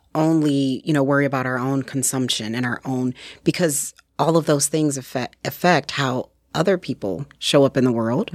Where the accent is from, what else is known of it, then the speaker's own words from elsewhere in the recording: Detroit, Michigan, United States; moved away as an adult; now in Sheboygan County, United States; I am originally from Detroit, Michigan.